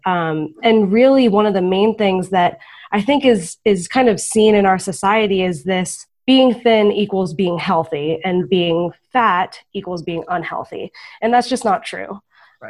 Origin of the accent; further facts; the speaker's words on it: Florida, United States; I'm from Florida